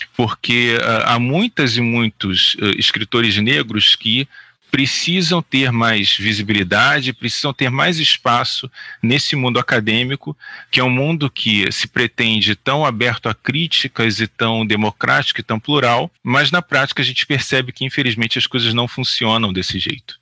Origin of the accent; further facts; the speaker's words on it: Rio de Janeiro, Brazil; eu fui criado na Praça Seca, na Zona Oeste aqui do Rio de Janeiro